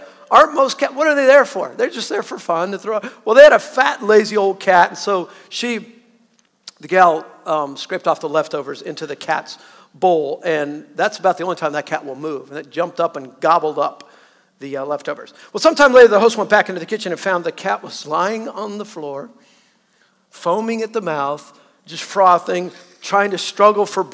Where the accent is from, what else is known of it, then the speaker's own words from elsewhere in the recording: Southern California, United States; moved away; I'm a Southerner, born and raised pretty much in Southern California